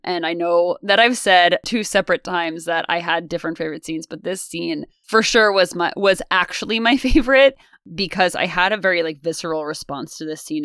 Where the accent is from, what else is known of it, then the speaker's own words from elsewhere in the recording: United States; because we're American and we go to American schools